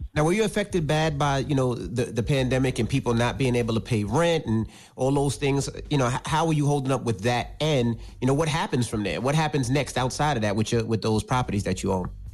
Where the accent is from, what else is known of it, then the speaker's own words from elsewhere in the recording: New York City, New York, United States; I'm from Queens.